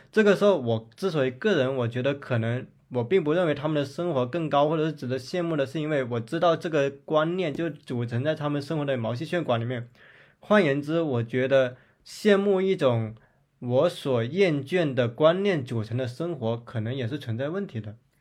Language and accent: Chinese; Zhanjiang, Guangdong, China; 我们老家有新城区跟旧城区之分